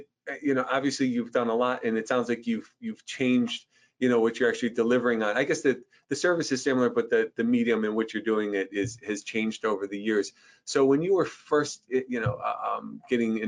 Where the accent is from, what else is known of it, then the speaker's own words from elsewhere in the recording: Buffalo, New York, United States; moved away as an adult; now in Westchester, United States; I'm from Western New York. I won't give you my age, but I spent maybe the first 20 years, you know, on that side of the state.